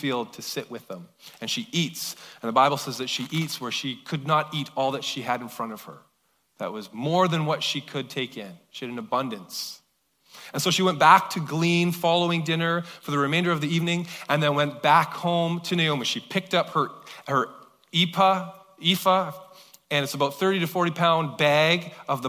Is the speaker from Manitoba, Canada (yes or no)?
no; Kelowna, British Columbia, Canada; moved away; I never grew up in Surrey, I grew up in Kelowna